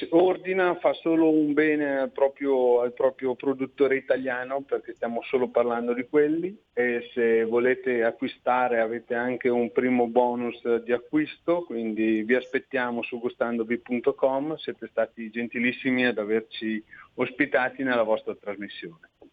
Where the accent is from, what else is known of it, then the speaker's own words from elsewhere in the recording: Vicenza, Veneto, Italy; io sono di Vicenza